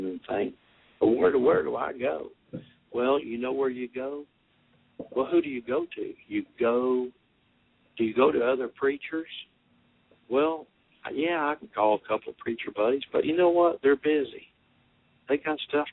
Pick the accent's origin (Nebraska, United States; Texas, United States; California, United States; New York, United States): Texas, United States; Austin; also born or lived in Fort Worth, Texas; now in West Monroe, United States; I'm a Texan. I'm from Austin